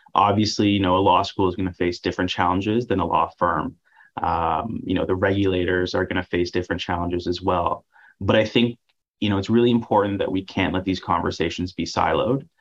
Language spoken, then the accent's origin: English; Ottawa, Ontario, Canada; I'm from Ottawa, very proud of that fact.